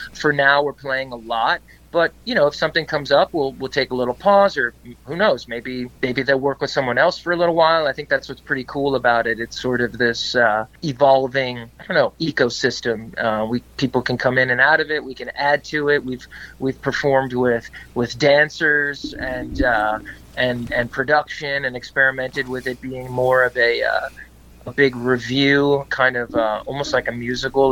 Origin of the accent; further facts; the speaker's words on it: Wyckoff, New Jersey, United States; also born or lived in Brooklyn, New York / New York City / Boston; I was born in Brooklyn, but I grew up in New Jersey, in Wyckoff, New Jersey